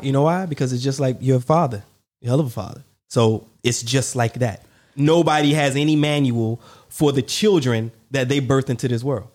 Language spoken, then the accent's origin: English; the South, United States; I'm from the South